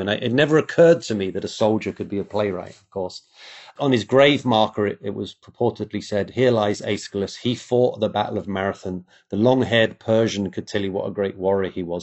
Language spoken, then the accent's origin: English; England, United Kingdom; moved away; I grew up in England, and you're actually surrounded by Roman history.